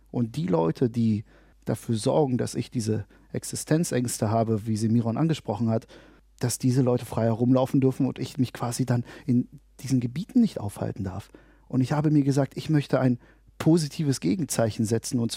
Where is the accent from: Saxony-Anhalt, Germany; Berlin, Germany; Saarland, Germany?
Berlin, Germany; born there; ich bin hier in Deutschland und in Berlin geboren worden.